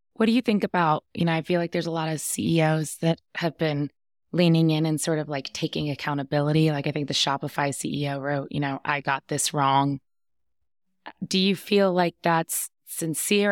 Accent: East Coast, United States; moved away as an adult; now in Colorado, United States; I was born on the East Coast, I lived on the East Coast

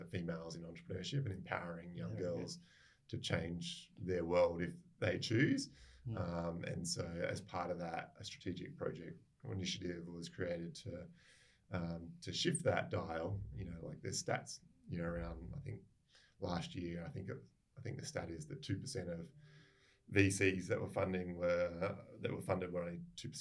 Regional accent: Adelaide, South Australia, Australia; moved away as an adult; also born or lived in Brisbane / Sydney; now in Perth, Australia; I'm from Adelaide originally

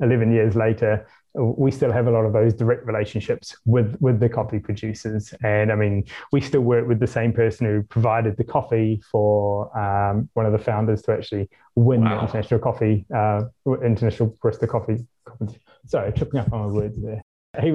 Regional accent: New Zealand; now in London, United Kingdom; I'm from New Zealand

